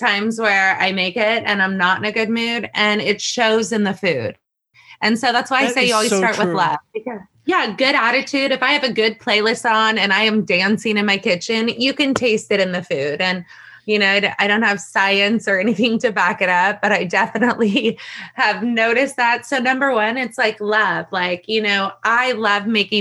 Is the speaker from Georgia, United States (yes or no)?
no; San Francisco Bay Area, California, United States; moved away as an adult; now in Hawaii, United States; I grew up in the San Francisco Bay Area